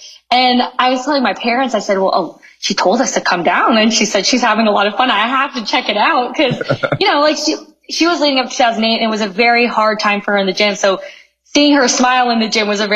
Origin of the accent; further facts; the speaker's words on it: Canada; moved away as an adult; I'm from Canada.